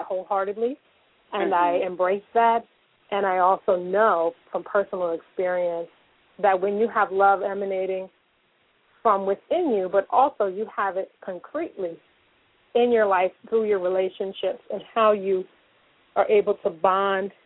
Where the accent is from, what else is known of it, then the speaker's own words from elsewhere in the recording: Newark, New Jersey, United States; I grew up in Newark, New Jersey